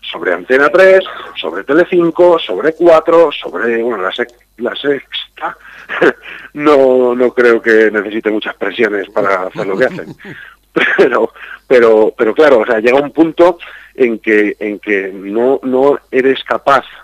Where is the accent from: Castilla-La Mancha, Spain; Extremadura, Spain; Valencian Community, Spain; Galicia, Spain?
Castilla-La Mancha, Spain; los castellanos manchegos ahora mismo somos españoles de segunda categoría